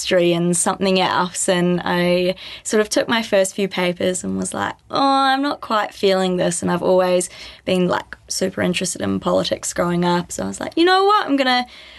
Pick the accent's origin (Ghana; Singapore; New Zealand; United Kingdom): New Zealand; Whangarei, Northland; moved away as an adult; now in Christchurch, New Zealand; I grew up in Whangarei, so I've always been by the beach.